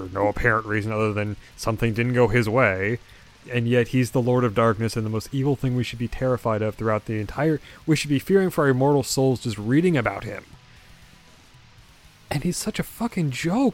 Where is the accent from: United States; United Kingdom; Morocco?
United States; I'm an American